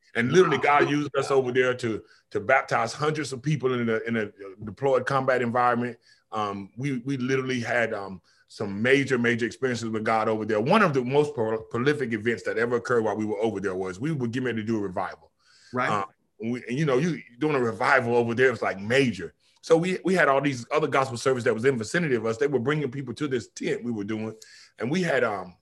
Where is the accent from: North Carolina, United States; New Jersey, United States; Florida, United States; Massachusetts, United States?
North Carolina, United States; Kinston; moved away as an adult; also born or lived in Oahu, Hawaii; now in Killeen, United States; I moved from Kinston, North Carolina to Killeen, Texas